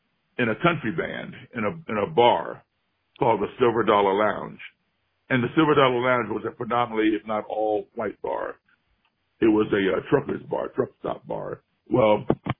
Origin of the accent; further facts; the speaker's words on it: Chicago, Illinois, United States; my hometown Chicago